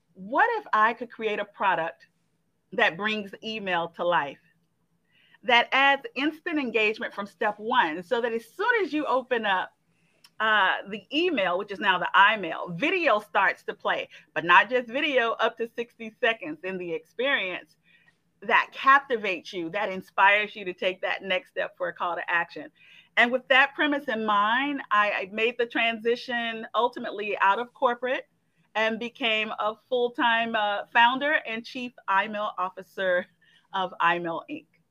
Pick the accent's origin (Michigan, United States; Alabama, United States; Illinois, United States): Alabama, United States; Montgomery; moved away as an adult; also born or lived in Atlanta; my home state is Alabama. I'm from Montgomery, Alabama